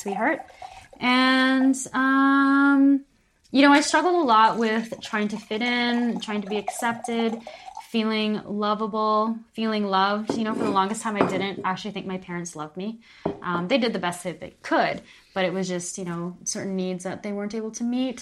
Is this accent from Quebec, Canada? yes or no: no; Calgary, Alberta, Canada; moved away as an adult; also born or lived in Vancouver, Canada; now in Palma de Mallorca, Spain; I am from Calgary, Alberta, Canada.